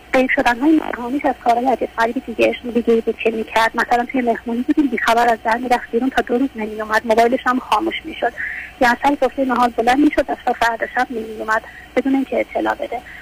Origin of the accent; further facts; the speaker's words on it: Shiraz, Fars, Iran; شهر شعر و شراب شیراز مزاحمتون میشم